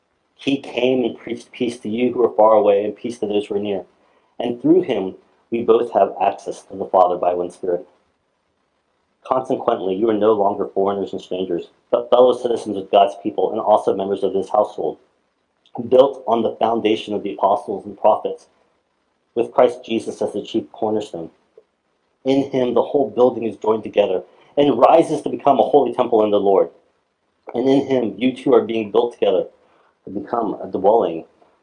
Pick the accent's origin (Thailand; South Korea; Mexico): South Korea; born there; Most of you guys know I was born in Korea.